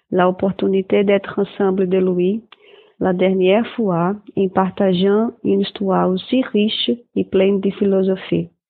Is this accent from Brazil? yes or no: yes; Brazil; French is a second language; Je suis brésilien.